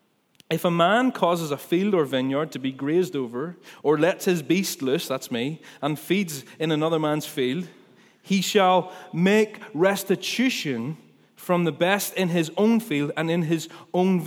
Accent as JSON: {"language": "English", "town": "Ballymena", "region": "Northern Ireland", "country": "United Kingdom", "said": "I'm from Ballymena. You can't maybe not tell from my accent, but I am."}